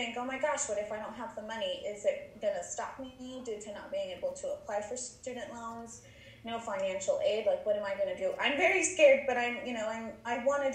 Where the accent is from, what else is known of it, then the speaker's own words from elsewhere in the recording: Oregon, United States; also born or lived in Guadalajara, Mexico / California; lived in California till I was about 7 or 8, and then moved to Oregon